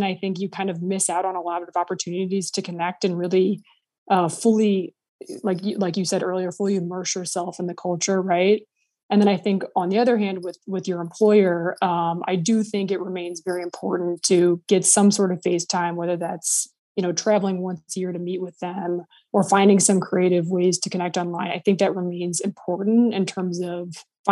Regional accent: St. Louis, Missouri, United States; moved away as an adult; also born or lived in Switzerland; I went to work for 3 months from my hometown of St. Louis

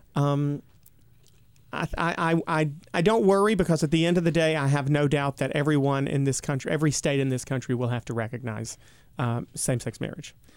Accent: United States; my home state

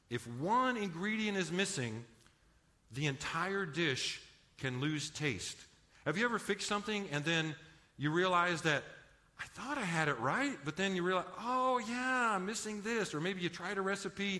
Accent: Los Angeles, California, United States; moved away as an adult; now in San Antonio, United States; I actually grew up in Los Angeles area. Now, I tell people I'm not quite from East L.A. I'm from Far East L.A.

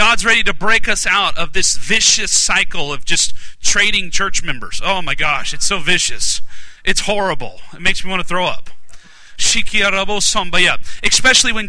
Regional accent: Alaska, United States; now in South Carolina, United States; I'm from Alaska originally

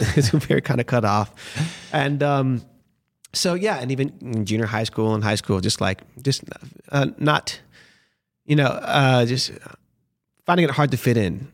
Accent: Miami, Florida, United States; moved away as an adult; also born or lived in Los Angeles / Boston; now in New York, United States; I feel like I grew up in Miami

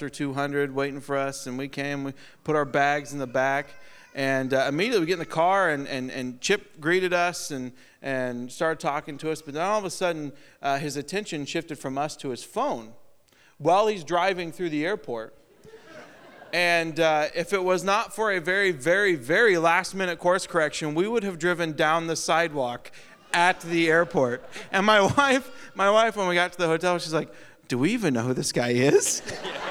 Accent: Iowa, United States; also born or lived in Tennessee; now in Napoleon, United States; I'm from Iowa

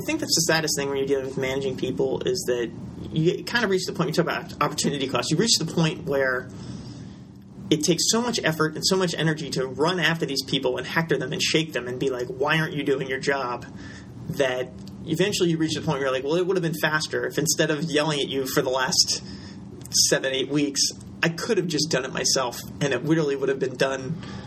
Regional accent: Philadelphia, Pennsylvania, United States; moved away; also born or lived in Richmond, Virginia; I was born in Philadelphia

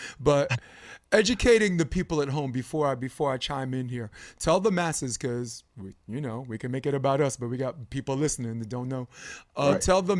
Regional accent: New York City, New York, United States; I grew up Flatbush, Brooklyn.

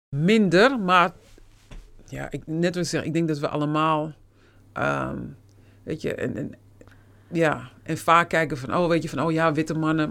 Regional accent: Netherlands; moved away as an adult; also born or lived in United States / Suriname; je bent hier geboren

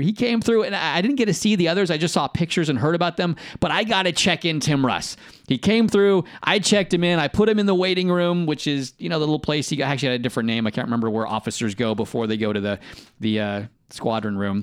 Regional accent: Bay Area, California, United States; I grew up in California, though, w-, which, uh, in the Bay Area where I grew up

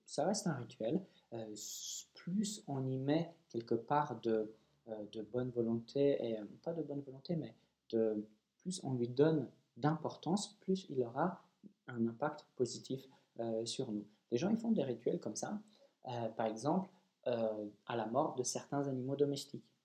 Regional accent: Poland; je suis polonais

